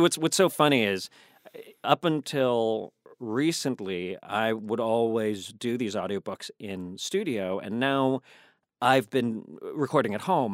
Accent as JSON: {"language": "English", "region": "Virginia", "country": "United States", "moved": "yes", "said": "I'm from Virginia"}